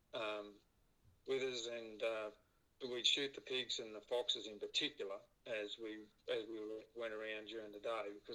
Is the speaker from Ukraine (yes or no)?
no; New South Wales, Australia; I grew up in New South Wales